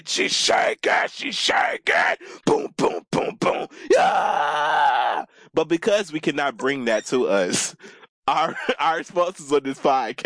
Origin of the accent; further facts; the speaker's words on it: the South, United States; moved away; I'm from the South